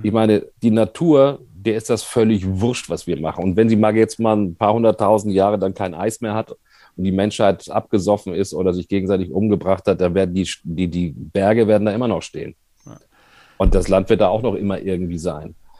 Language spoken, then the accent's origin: German; Hamburg, Germany; also born or lived in Bavaria; ich bin da geboren und, und kann schon auch noch, wenn ich möchte, aber ich bin eigentlich in Hamburg groß geworden